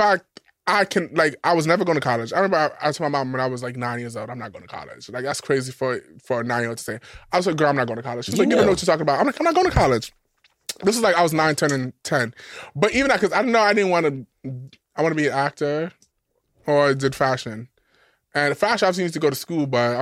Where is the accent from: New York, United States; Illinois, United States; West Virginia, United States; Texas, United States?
New York, United States; I grew up in New York.